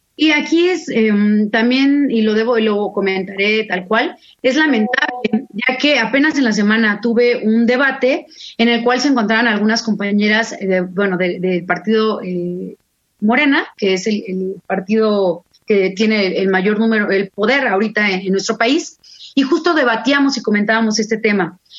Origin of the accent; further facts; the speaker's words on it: Mexico; como mexicana, eh, que amo a mi país